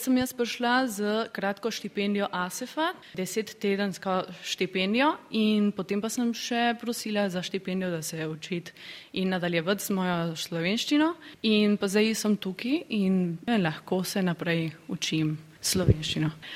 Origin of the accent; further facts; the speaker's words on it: San Miguel de Tucumán, Tucumán, Argentina; prihajam iz Tukumana, Argentine